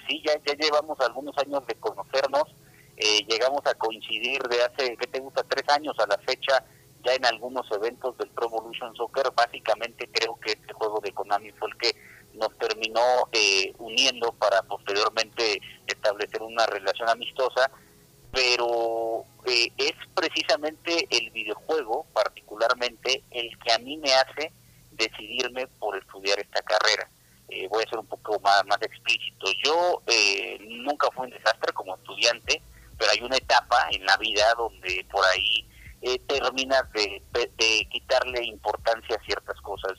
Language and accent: Spanish; Cuernavaca, Morelos, Mexico; moved away as an adult; now in Mexico City, Mexico; yo soy de Cuernavaca, Morelos, entonces tuve que venirme hace 11 años a la Ciudad de México, desde entonces radico aquí